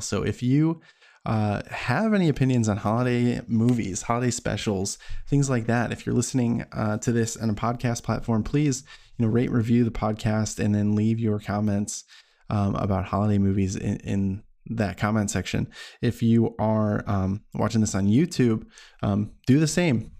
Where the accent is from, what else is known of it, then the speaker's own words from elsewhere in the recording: United States; as an American culture